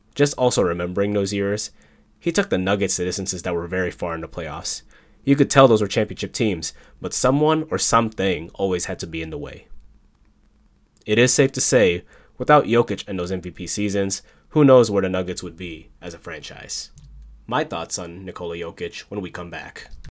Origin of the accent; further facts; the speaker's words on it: Chicago, Illinois, United States; my hometown team, the Chicago Bulls